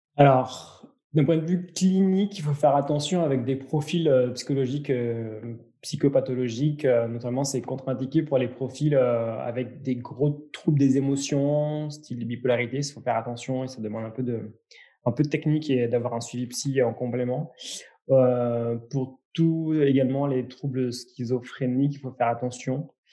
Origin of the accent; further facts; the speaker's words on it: France; chez nous en France